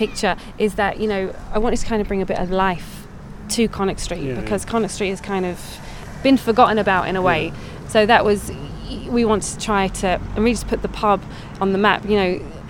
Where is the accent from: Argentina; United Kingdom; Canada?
United Kingdom; London; now in Athlone, Ireland; I'm from London, I'm a blow-in